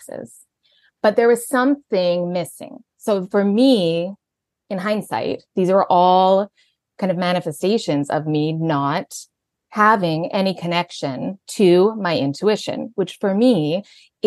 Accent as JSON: {"language": "English", "region": "Alberta", "country": "Canada", "tie": "born or raised there", "also_born_or_lived": "Vancouver", "moved": "as an adult", "said": "I'm from Canada. So I grew up in Alberta."}